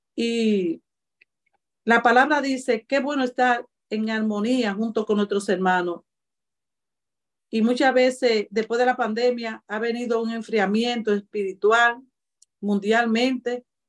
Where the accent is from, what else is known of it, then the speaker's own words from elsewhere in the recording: Cibao, Dominican Republic; soy cibaeño y los cibaeños somos así, malos mocanos